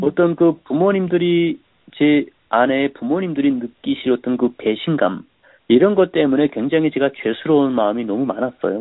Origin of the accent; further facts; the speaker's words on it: North Korea; moved away as an adult; also born or lived in South Korea; now in United States; 북한에서도 저는 뭐 굉장히 열심히 산 사람인데